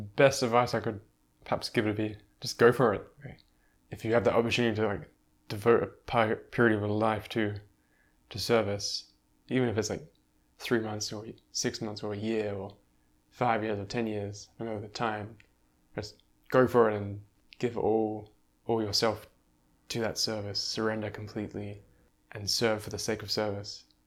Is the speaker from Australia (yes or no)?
yes; Australia; moved away as an adult; growing up in Australia, in that landscape.